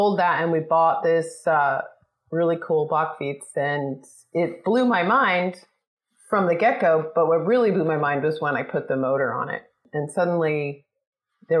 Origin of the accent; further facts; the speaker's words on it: suburb of New York City, United States; now in California, United States; I grew up on the East Coast in a sort of preppy, waspy suburb of New York City